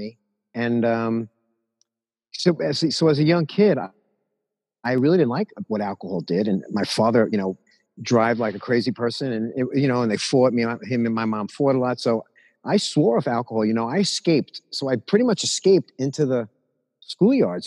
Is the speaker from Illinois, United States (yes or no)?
no; New York City, New York, United States; I got bar mitzvahed at this place called the Regency House on Jamaica Avenue, where I grew up in Jamaica